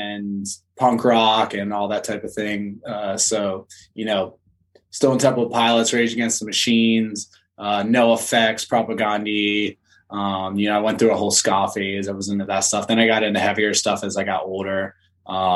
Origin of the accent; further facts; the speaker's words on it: Philadelphia, Pennsylvania, United States; now in San Diego, United States; I grew up outside of Philadelphia